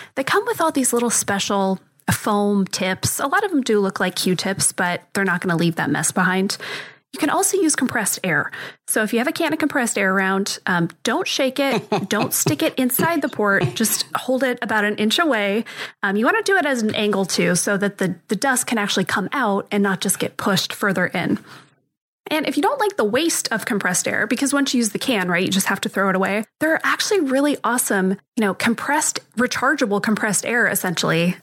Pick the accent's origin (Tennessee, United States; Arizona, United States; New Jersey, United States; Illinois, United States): Arizona, United States; born and raised in Arizona, and so I'm intimately familiar with dust because this is a very dusty, dirty place